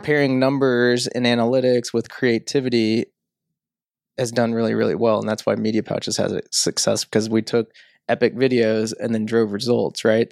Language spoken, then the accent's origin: English; St. Louis area, Illinois, United States; moved away as an adult; also born or lived in Sydney, Australia; I grew up in Saint Louis, um, area. I say that 'cause nobody ever knows where Millstot, Illinois is